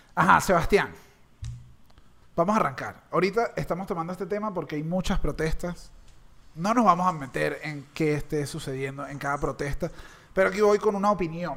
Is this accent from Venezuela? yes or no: yes; Caracas, Capital District, Venezuela; yo como caraqueño